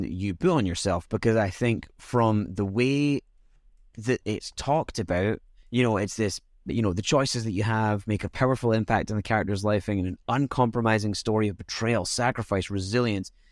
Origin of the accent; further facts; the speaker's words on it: Scotland, United Kingdom; growing up in Scotland was weird